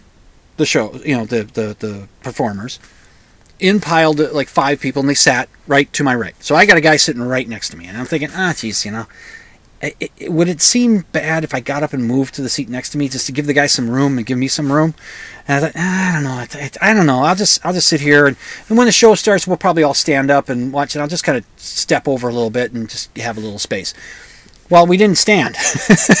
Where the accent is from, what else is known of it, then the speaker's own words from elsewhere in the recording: Minnesota, United States; I'm a Minnesotan